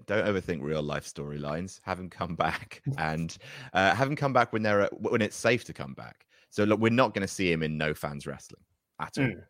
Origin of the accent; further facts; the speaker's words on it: New Jersey, United States; For me, because I grew up in Jersey, we didn't really get wrestling shows there.